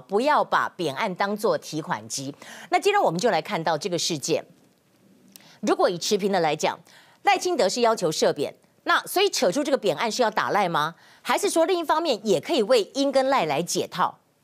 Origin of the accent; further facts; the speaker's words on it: Taiwan; 我们台湾人